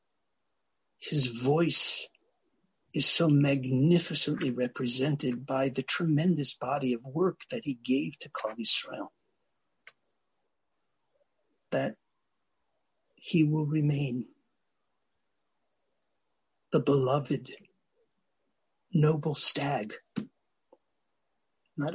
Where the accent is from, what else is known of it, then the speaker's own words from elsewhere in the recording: United States; we Americans